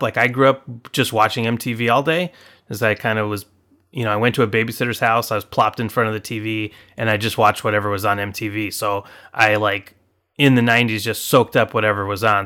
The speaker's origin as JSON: {"language": "English", "town": "Anaheim", "region": "California", "country": "United States", "tie": "born or raised there", "also_born_or_lived": "Illinois", "moved": "as an adult", "lives_now": "Chicago, United States", "said": "I grew up in Anaheim, California."}